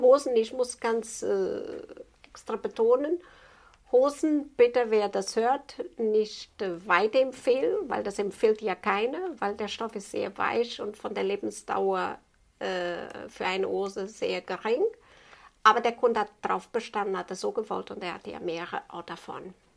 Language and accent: German; Portugal; German is a second language; moved away as an adult; Ich bin gebürtiger Portugies und habe das bei meiner Meisterin noch so gelernt